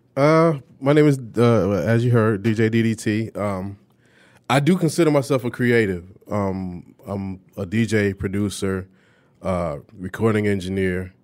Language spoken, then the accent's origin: English; Detroit, Michigan, United States; grew up on the east side of Detroit.